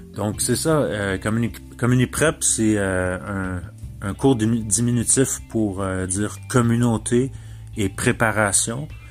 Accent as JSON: {"language": "French", "area": "Mauricie", "region": "Quebec", "country": "Canada", "tie": "born or raised there", "said": "j'habite en Mauricie. je suis natif de la Mauricie"}